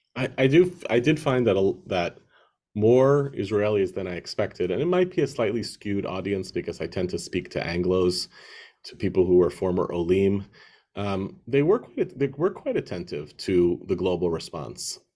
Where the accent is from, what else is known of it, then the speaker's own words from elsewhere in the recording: United States; as an American